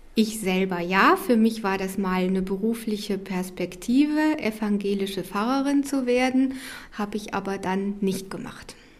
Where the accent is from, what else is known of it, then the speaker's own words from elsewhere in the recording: Rhineland, Germany; Ich bin im Rheinland groß geworden, da ist man rheinisch-katholisch